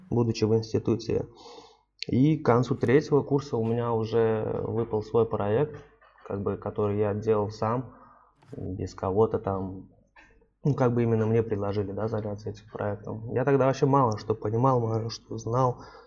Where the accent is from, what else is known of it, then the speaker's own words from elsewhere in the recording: Tashkent, Uzbekistan; бывший наш земляк с Ташкента